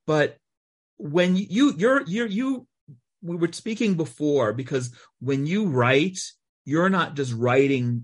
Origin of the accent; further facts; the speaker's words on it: United States; moved away as an adult; also born or lived in Atlanta, Georgia; now in Israel; I was born in America, spent most of my first 40 years in America, educated there in Atlanta